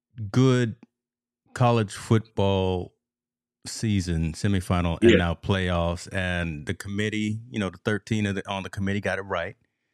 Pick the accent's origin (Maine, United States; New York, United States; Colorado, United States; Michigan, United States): Michigan, United States; born there; Come on, Michigan. I was born in Michigan. I got to root for Harbaugh.